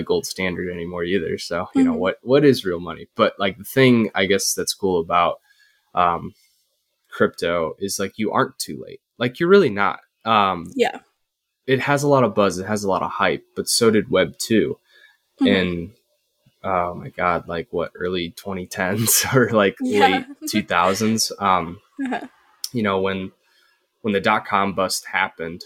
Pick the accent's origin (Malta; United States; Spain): United States; Midwest; I'm a Midwest guy